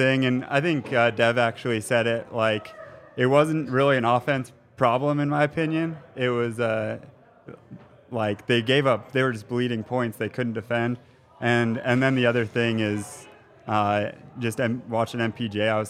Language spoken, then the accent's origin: English; Centennial, Colorado, United States; now in Utah, United States; I grew up in Centennial here.